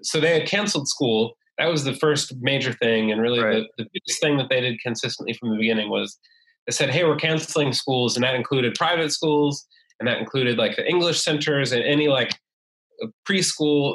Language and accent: English; United States; moved away as an adult; also born or lived in China; now in Hanoi, Vietnam; I am an American uh, living in Vietnam.